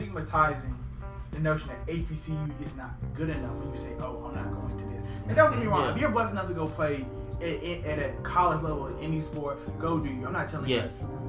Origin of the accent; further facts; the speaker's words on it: the South, United States; But now I grew up in the South.